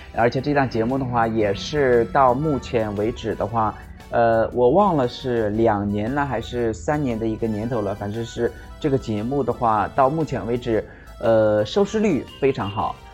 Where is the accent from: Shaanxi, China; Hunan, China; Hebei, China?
Hebei, China; Shijiazhuang; 尤其是我们石家庄的一些人们，也可以来我老家这边来做客嘛